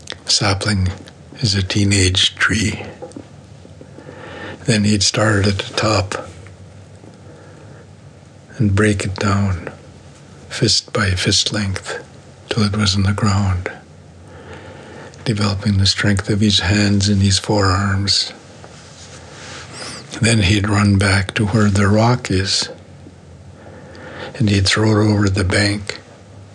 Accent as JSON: {"language": "English", "area": "Coast Mountains", "region": "British Columbia", "country": "Canada", "said": "I'm from the Coast Mountains"}